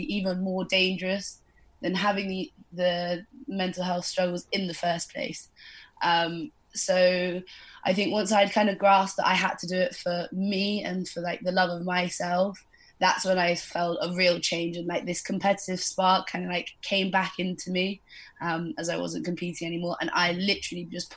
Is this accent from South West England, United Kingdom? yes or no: yes; Devon, South West England, United Kingdom; also born or lived in Bali; I moved back to my family home in Devon